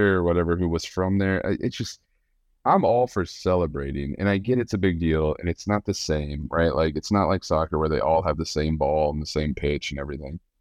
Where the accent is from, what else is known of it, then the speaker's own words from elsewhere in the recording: United States; I'm American